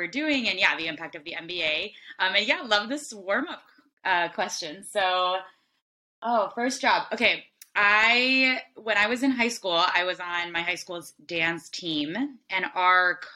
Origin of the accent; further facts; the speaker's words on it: Miami, Florida, United States; moved away; I was born and raised in Miami